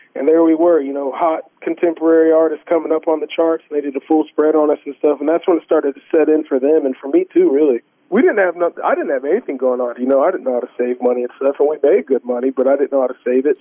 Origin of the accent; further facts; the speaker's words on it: Corpus Christi, Texas, United States; the church that we grew up going to in Corpus Christi, Texas